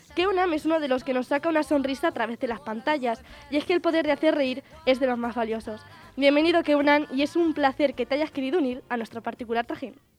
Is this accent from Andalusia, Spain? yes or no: no; Albacete, Castilla-La Mancha, Spain; now in Cuenca, Spain; es de mi tierra, que es de Albacete